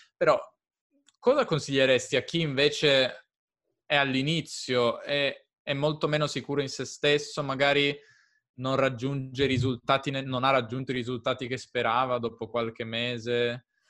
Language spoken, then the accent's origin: Italian; near Turin, Piedmont, Italy; Piemonte, io sono del Piemonte.